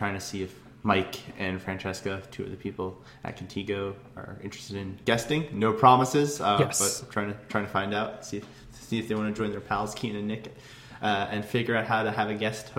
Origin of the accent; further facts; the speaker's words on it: Ireland; That was a pun. Irish. Because I'm fucking Irish, so.